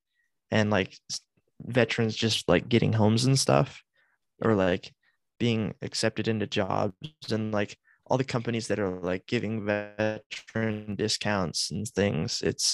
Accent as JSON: {"language": "English", "country": "United States", "said": "because we're American."}